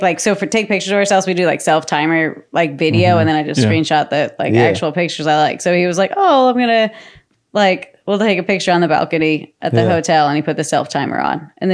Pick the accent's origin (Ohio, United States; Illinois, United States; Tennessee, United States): Illinois, United States; I'm from Central Illinois.